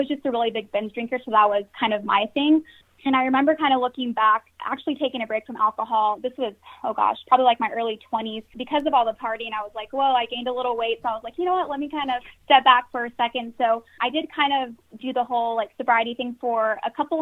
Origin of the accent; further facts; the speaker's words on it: San Antonio, Texas, United States; I am from San Antonio, Texas